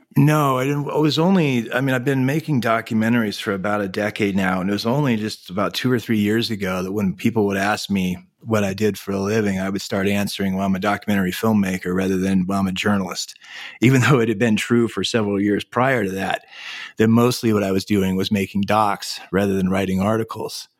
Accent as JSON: {"language": "English", "town": "Anchorage", "region": "Alaska", "country": "United States", "tie": "born or raised there", "said": "My family moved to Anchorage, Alaska when I was seven years old, uh, nineteen seventy-eight. And so, growing up in Anchorage in the late seventies and eighties"}